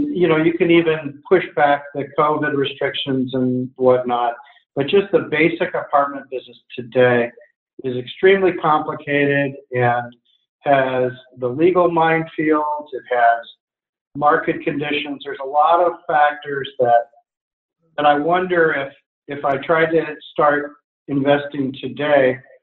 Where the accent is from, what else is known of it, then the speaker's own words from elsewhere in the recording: California, United States; now in Portland, United States; I'm from California